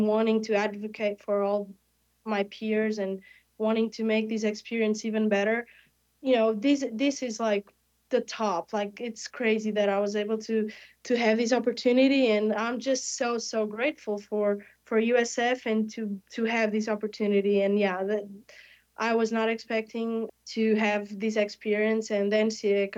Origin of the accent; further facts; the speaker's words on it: Portugal; moved away as an adult; now in Tampa, United States; I am a kid from Portugal. I'm 20 years old, and I had never been in America before coming here